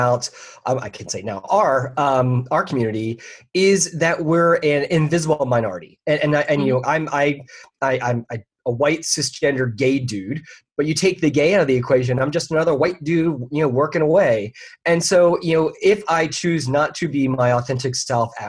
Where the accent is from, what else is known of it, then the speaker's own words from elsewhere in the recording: Philadelphia, Pennsylvania, United States; moved away as an adult; now in Orlando, United States; I'm originally from the Philadelphia area, but I've been down here for 20-some years.